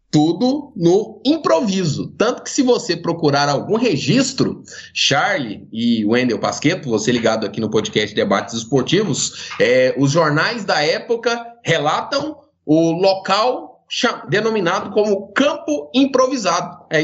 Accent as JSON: {"language": "Portuguese", "town": "Goiânia", "region": "Goiás", "country": "Brazil", "tie": "born or raised there", "said": "Goianiense do pé rachado, nasci inclusive em Campinas, mais do que goianiense, sou campineiro. Nasci ali na Praça Joaquim Lúcio, às margens da 24 de outubro."}